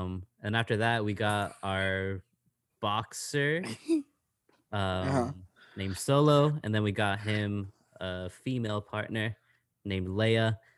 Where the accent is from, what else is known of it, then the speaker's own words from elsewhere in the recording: San Jose, California, United States; born there; When I was born in San Jose, we had a boxer named Max.